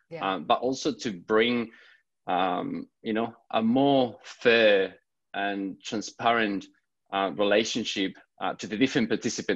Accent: Spain; I'm originally from Spain

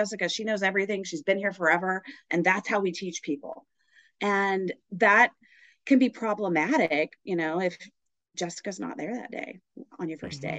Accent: Oklahoma, United States; moved away as an adult; now in San Diego, United States; I'm originally from the great state of Oklahoma

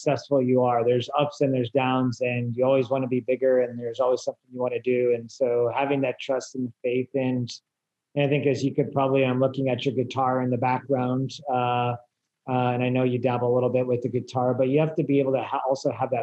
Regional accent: Silicon Valley, California, United States; I grew up in Silicon Valley

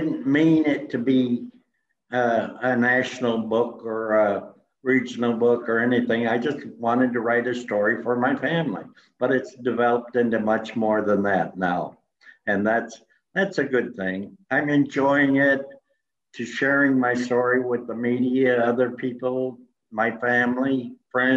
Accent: Iowa, United States; now in Lakeway, Texas, United States; I went to Iowa, in my hometown

